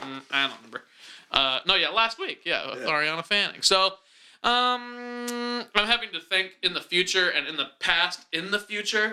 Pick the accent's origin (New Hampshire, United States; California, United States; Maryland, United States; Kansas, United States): Kansas, United States; Wichita; my hometown